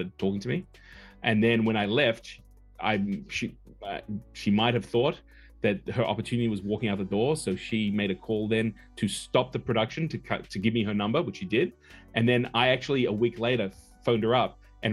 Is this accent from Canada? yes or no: no; Australia; moved away as an adult; also born or lived in Los Angeles; I'm a guy from the boondocks. I'm from Australia. I'm from down under